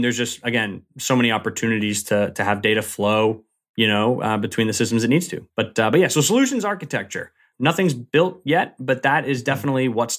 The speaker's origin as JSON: {"language": "English", "region": "Massachusetts", "country": "United States", "tie": "born or raised there", "said": "It's a suburb of Boston. So I grew up in Massachusetts, born and raised about 30 minutes south of the city."}